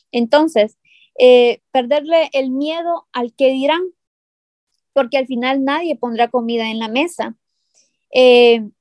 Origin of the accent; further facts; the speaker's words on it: San Pedro Sula, Cortés, Honduras; nosotras somos de San Pedro Sula y, podemos pues eh, hacer el negocio de manera presencial, pero no podemos abarcar los 18 departamentos